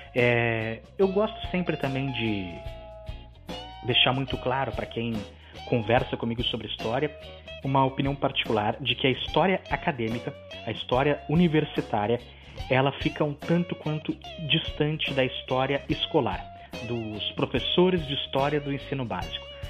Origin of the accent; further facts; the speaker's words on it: Rio Grande do Sul, Brazil; eu sou do Rio Grande do Sul, dei aula no Rio Grande do Sul